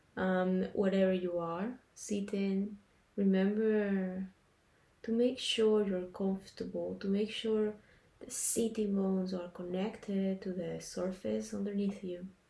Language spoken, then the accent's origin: English; Panama; I'm a Latina from Panama